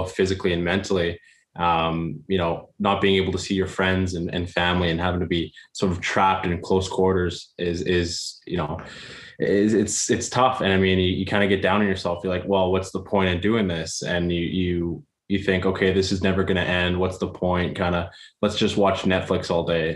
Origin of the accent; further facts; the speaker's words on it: Calgary, Alberta, Canada; also born or lived in Airdrie, Alberta / Saskatchewan; Growing up in Airdrie, I moved here when I was 12 from Calgary